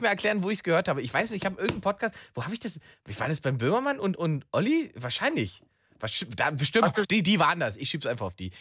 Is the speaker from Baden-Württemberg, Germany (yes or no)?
no; Berlin, Germany; ich als Berliner